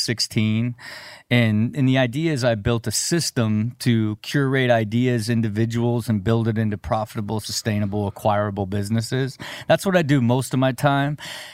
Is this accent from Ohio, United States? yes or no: yes; Dayton, Ohio, United States; From Dayton, Ohio.